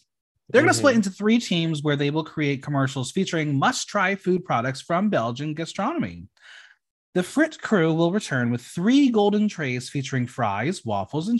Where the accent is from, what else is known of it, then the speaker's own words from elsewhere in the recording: United States; I am American